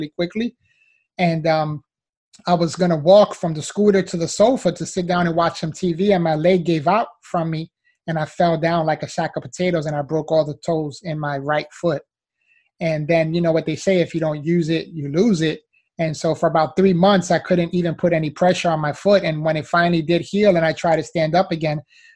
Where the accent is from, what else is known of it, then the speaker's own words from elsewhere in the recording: New York City, New York, United States; moved away as an adult; now in Miami, United States; I was originally born and raised in the Bronx, New York. So, you know, I'm a city boy, was there up until I was 22 years old